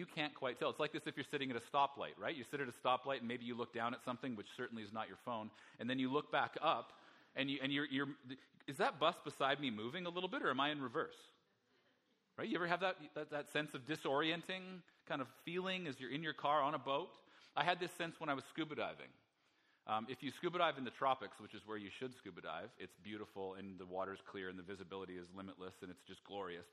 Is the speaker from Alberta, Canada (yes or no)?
yes; Alberta, Canada; I'm from Alberta. It's landlocked